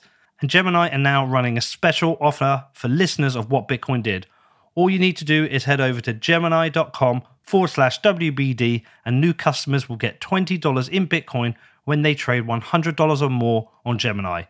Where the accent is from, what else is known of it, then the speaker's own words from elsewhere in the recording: United Kingdom; I'm from the UK